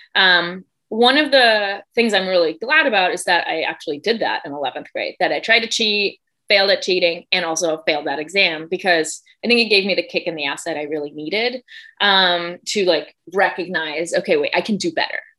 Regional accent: Germany; moved away; I grew up in Germany. I'm from Germany, uh, born and raised

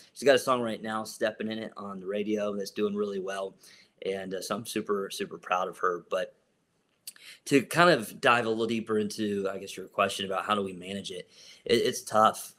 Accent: Columbus, Ohio, United States; I'm from Columbus, Ohio

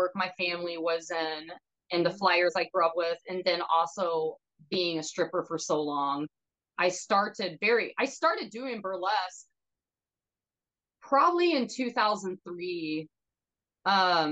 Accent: Hot Springs, Arkansas, United States; staying in my hometown

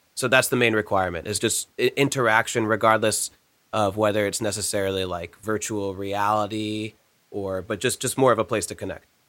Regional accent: New Jersey, United States; growing up in New Jersey

